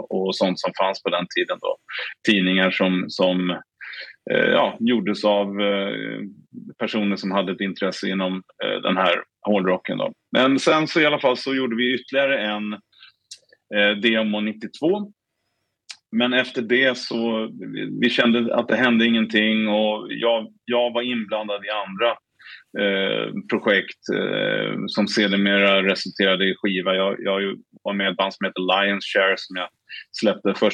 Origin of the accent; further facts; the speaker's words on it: Stockholm, Stockholm County, Sweden; vi sålde den här kassetten på en lokal skivbutik i, i Stockholm där vi är ifrån